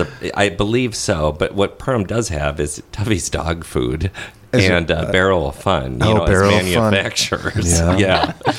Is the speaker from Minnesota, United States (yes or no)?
yes; Crystal, Minnesota, United States; I'm actually from Crystal.